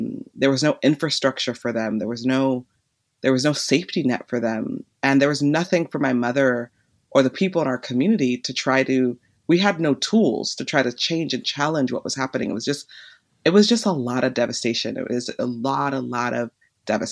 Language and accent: English; Los Angeles, California, United States; I grew up in Van Nuys, a small suburb outside of the inner city of Los Angeles.